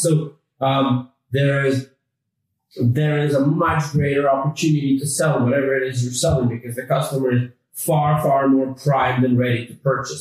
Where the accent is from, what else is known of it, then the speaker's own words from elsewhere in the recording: Canada; accent: North American; now in London, United Kingdom; we're actually based in London, although I uh, do have a, a, North American accent. I grew up in Canada.